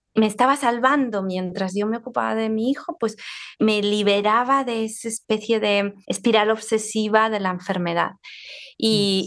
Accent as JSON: {"language": "Spanish", "town": "Zaragoza", "region": "Aragon", "country": "Spain", "tie": "born or raised there", "said": "estoy hablando desde mi ciudad natal, donde vivo, Zaragoza"}